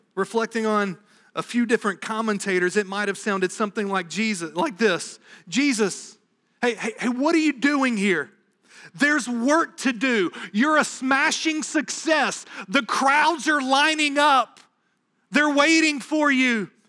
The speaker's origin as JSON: {"language": "English", "region": "the South", "country": "United States", "tie": "born or raised there", "moved": "yes", "lives_now": "New England, United States", "said": "growing up in the South"}